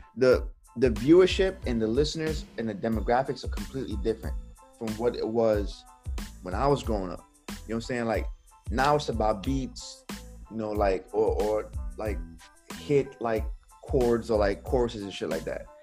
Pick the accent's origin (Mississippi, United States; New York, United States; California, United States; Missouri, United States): New York, United States; New York City; when I was growing up in Brooklyn, New York